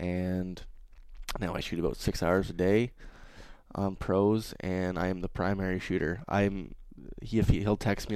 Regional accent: Ottawa, Ontario, Canada; I'm from Ottawa

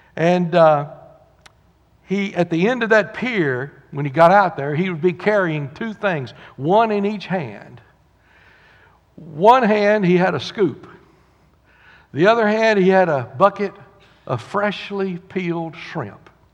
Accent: the South, United States; We're from the South

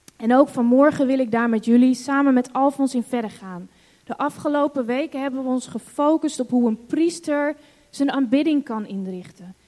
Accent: Netherlands; also born or lived in Hong Kong; wij als Nederlanders

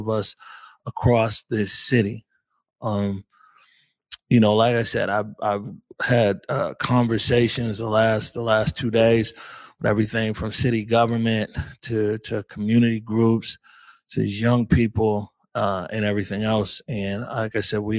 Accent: Seattle, Washington, United States; for a lot of us here growing up in Seattle

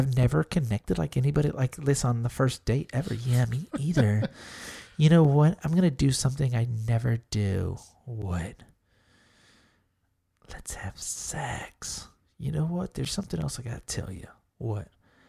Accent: Smithville, Texas, United States; also born or lived in San Antonio; I'm born in San Antonio, raised in Smithville, moved back to San Antonio...

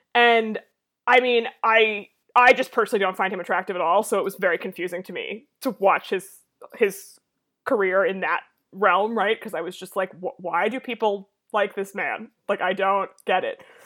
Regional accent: Massachusetts, United States; I grew up in Massachusetts in a rich wasp family with parents who played golf

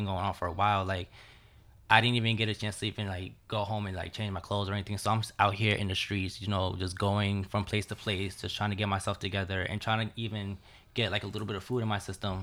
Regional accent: Jersey City, New Jersey, United States; I grew up in Jersey City.

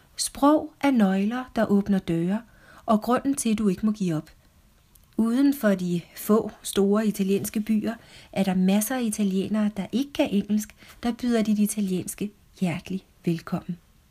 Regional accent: Copenhagen, Capital Region of Denmark, Denmark; also born or lived in Venice, Italy; I København, hvor jeg er fra, oplever jeg ikke sjældent at få kommentarer om mit flotte danske sprog

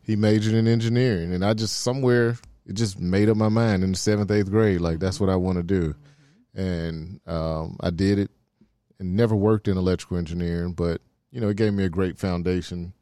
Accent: Memphis, Tennessee, United States; I'm from Oak Haven

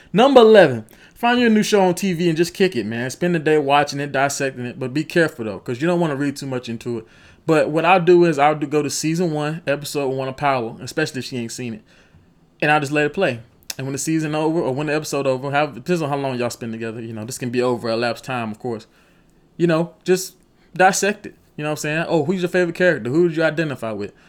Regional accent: Rock Hill, South Carolina, United States; I'm from Rock Hill, South Carolina

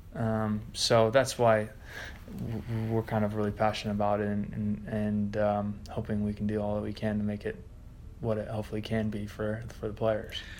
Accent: United States; moved away; I'm an American rugby player

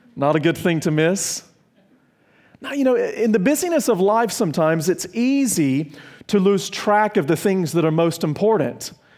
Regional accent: South Carolina, United States; also born or lived in Virginia; I'm from South Carolina and Virginia.

